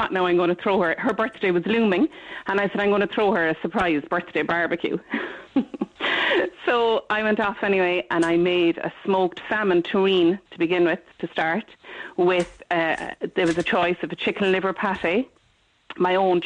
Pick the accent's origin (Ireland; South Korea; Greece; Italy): Ireland; Cork, Munster; now in Mayo, Ireland; I was born in Douglas